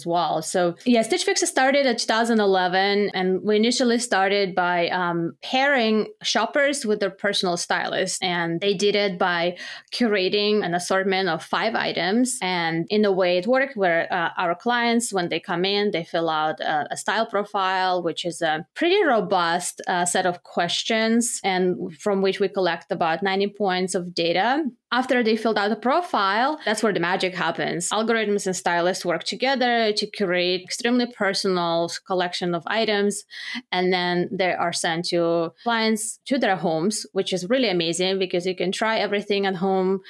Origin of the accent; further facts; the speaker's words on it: Belarus; moved away as an adult; now in United States; I'm originally from Belarus. I studied economics and management in Belarus.